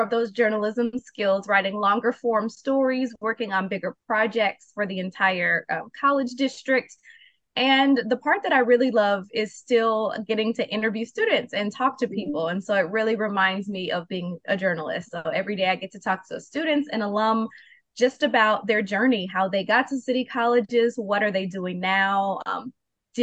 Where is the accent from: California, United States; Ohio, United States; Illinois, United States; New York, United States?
Illinois, United States; Chicago; moved away as an adult; also born or lived in Mobile, Alabama / Rockford, Illinois; I work in marketing and communications in Chicago, my hometown